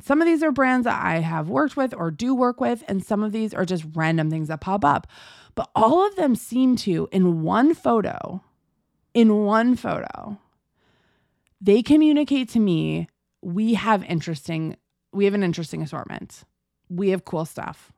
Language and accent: English; United States; I'm American